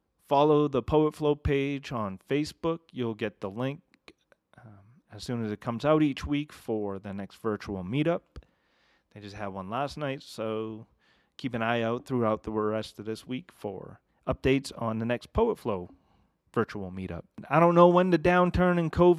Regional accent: Massachusetts, United States; now in Ogden, United States; I grew up in New England

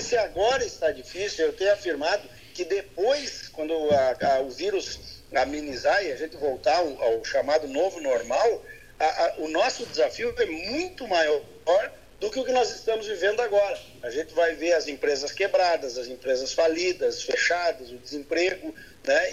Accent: Palmeira das Missões, Rio Grande do Sul, Brazil; na minha terra natal, né, Palmeira das Missões

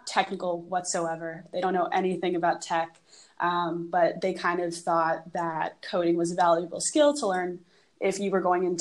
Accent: New York City, New York, United States; I grew up in New York City.

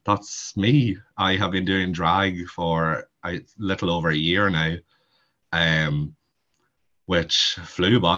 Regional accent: County Monaghan, Ireland; accent: heavy Monaghan accent; also born or lived in Meath; I am from Monaghan, if you can't tell by the heavy accent. I'm not originally from Monaghan though. I am from Meath, but I have spent majority of my life living in Monaghan

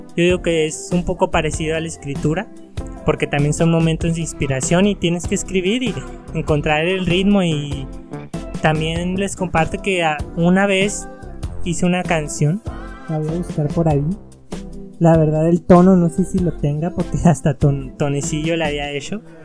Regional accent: Mexico; sí tenemos mucha cultura como mexicanos.

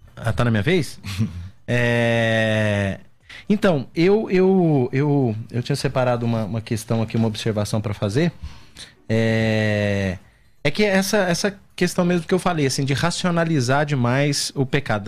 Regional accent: Minas Gerais, Brazil; sou mineiro

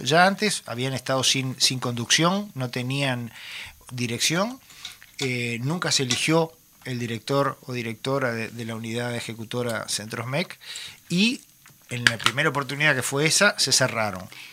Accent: Montevideo, Uruguay; yo nací en Montevideo, me crié en Montevideo

